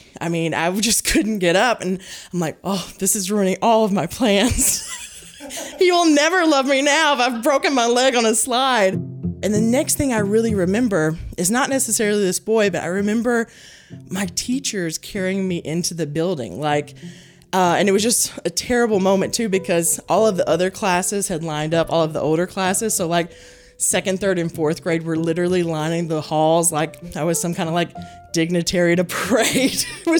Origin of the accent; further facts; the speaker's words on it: Hickman, Kentucky, United States; Hickman, Kentucky. Hickman, Kentucky.